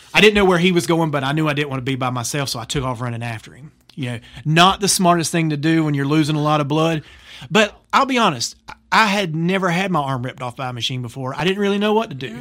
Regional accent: Laurinburg, North Carolina, United States; at a glass plant in my hometown of Laurinburg, North Carolina

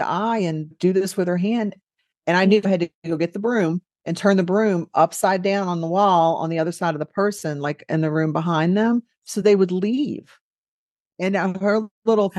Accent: New Orleans, Louisiana, United States; I am from New Orleans, and I am white.

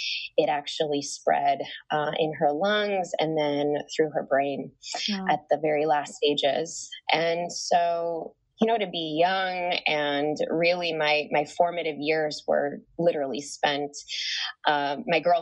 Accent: Chicago, Illinois, United States; I was born and raised in Chicago, and to immigrant parents

